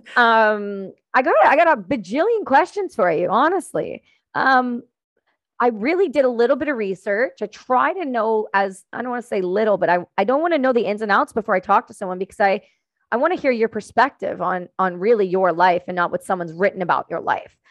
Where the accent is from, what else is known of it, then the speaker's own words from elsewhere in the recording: Ontario, Canada; I'm from Ontario